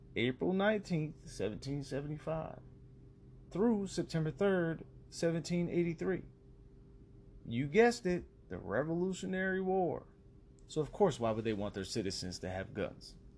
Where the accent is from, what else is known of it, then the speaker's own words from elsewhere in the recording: United States; being an American